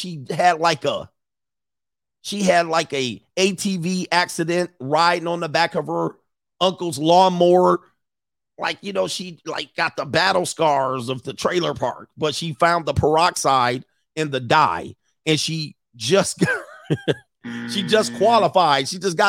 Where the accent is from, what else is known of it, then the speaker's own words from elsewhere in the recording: Florida, United States; I ain't no sorority girl. I grew up in Orange County, Florida.